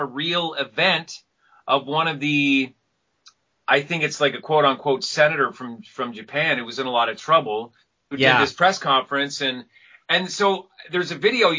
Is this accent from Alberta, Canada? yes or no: no; Vancouver, British Columbia, Canada; I'm glad to be the first Vancouverite actor